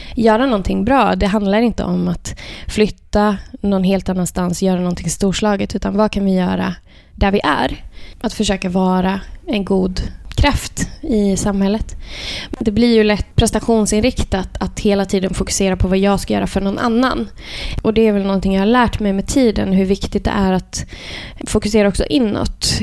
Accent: Värmland, Sweden; jag är uppväxt i Värmland

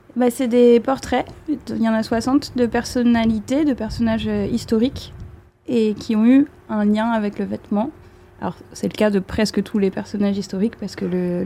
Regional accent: Brest, Brittany, France; J'ai grandi à Brest

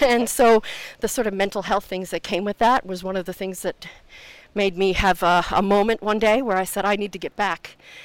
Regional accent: Cape Breton Island, Nova Scotia, Canada; moved away as an adult; now in Dunedin, New Zealand; I am from Canada, from the east coast of Canada, from a little island called Cape Breton Island.

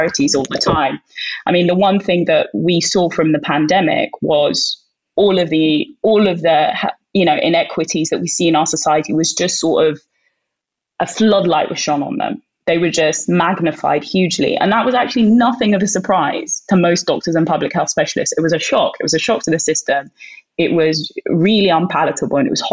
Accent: Sudan; now in United Kingdom; I'm Northeast African. I'm from Sudan

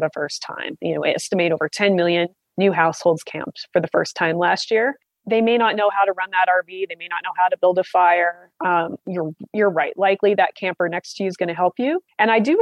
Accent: Southwest Montana, United States; My hometown had 700 people, Southwest Montana.

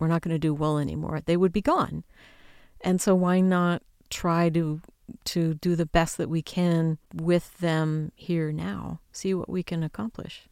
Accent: United States; I'm an American.

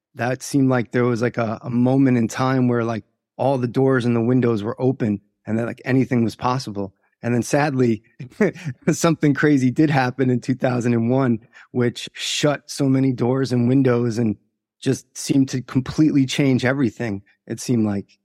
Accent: Long Island, New York, United States; I was born in, uh, Long Island, New York, and was raised by two Irish immigrants who came to New York and opened bars

